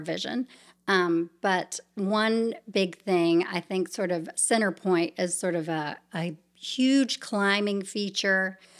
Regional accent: Savannah, Georgia, United States; moved away as an adult; also born or lived in New York City; I grew up in Savannah, Georgia, born and raised there.

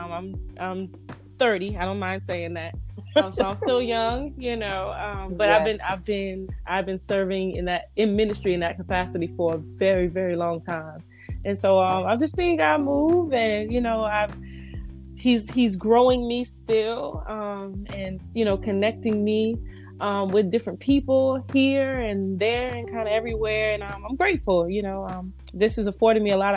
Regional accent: Georgetown, South Carolina, United States; moved away as an adult; now in Charlotte, United States; upon leaving my hometown of Georgetown, South Carolina, I moved to Charlotte

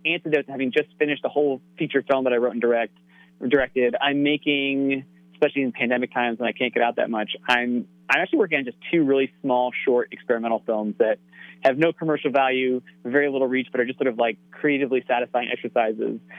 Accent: Connecticut, United States; growing up in Connecticut

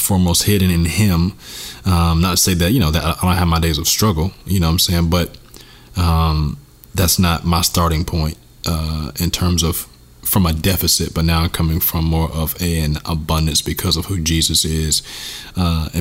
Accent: United States; I definitely have an identity as an American

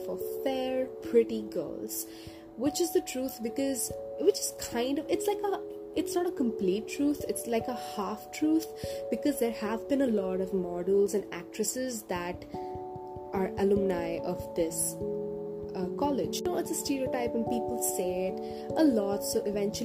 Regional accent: India; moved away as an adult; my hometown in India

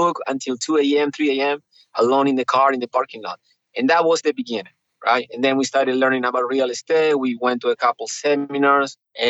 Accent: Neuquén, Argentina; also born or lived in Mendoza, Argentina; Patagonia. Patagonia. That's south Neuquén.

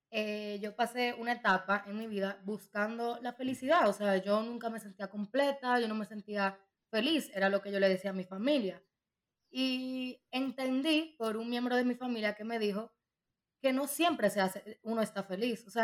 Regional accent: Dominican Republic; moved away; also born or lived in Madrid; yo soy dominicana.

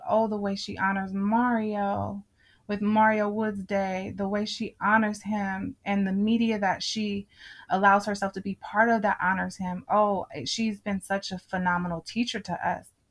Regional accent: Richmond, California, United States; I grew up in Richmond. I'm from Richmond.

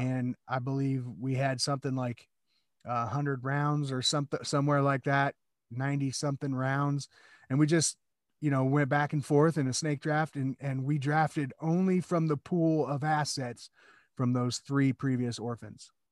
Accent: Des Moines, Iowa, United States; I grew up in Iowa

